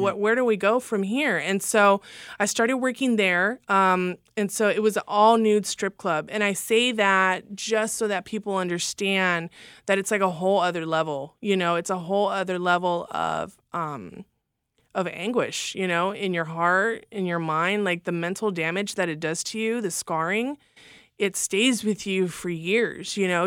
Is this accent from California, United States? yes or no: yes; Los Angeles, California, United States; also born or lived in Fresno, California / Oklahoma City, Oklahoma; we lived right there on Hollywood Boulevard